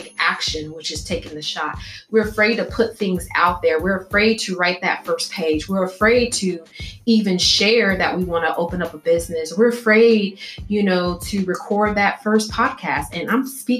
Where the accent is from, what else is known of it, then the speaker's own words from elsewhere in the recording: Illinois, United States; I'm from Illinois.